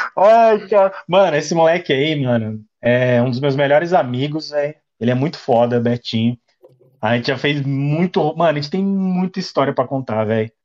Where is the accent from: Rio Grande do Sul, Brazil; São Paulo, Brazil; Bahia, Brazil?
São Paulo, Brazil; Taboão da Serra; Sou de Taboão da Serra, São Paulo